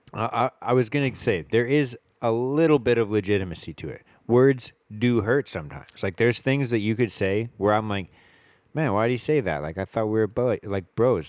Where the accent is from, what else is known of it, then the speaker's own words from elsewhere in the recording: Richmond, British Columbia, Canada; I grew up here in Richmond